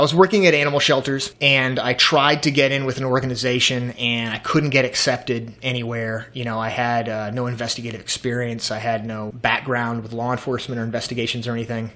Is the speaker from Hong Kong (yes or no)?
no; the South, United States; I'm from the South.